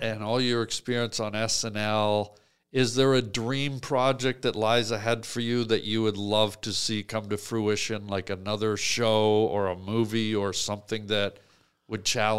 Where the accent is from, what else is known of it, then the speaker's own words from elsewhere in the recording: Ireland; How the hell did you know it's from Ireland, Fred?